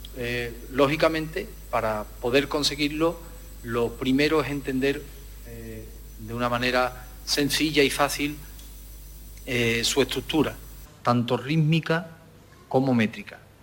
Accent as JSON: {"language": "Spanish", "town": "Alosno", "region": "Andalusia", "country": "Spain", "said": "los que somos de Alorno, que tengo la suerte de, ser de, ese pueblo"}